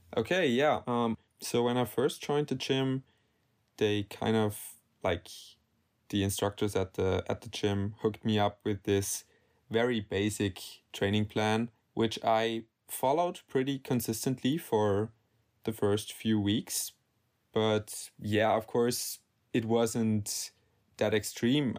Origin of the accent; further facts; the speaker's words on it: Salzburg, Austria; I'm from Salzburg, Austria